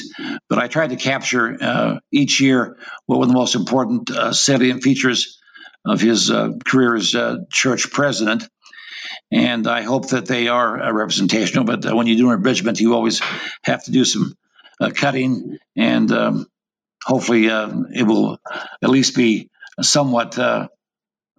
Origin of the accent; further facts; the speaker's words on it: Intermountain West, United States; I was raised in the Intermountain West